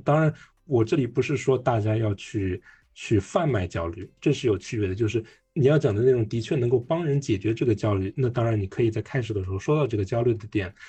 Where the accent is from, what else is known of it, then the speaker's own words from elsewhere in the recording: Hong Kong; born there; 当时因因为我出生在香港，所以我用的是香港的身份证。